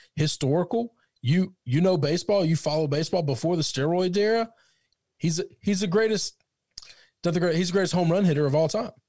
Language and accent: English; outside of St. Louis, Missouri, United States; growing up outside of St. Louis